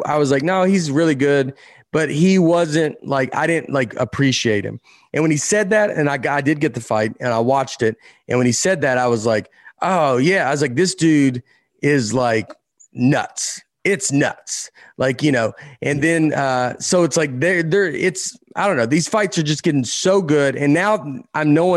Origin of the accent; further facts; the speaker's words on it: the South, Tennessee, United States; I grew up watching in the South. College football was enormous, more than the NFL. And then we got the Titans in Tennessee